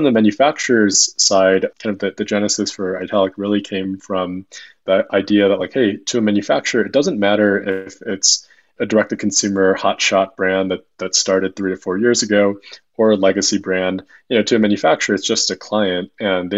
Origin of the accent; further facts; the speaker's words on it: Chicago, Illinois, United States; moved away as an adult; also born or lived in Massachusetts; I grew up in Chicago, went to school out east at a small school called Babson.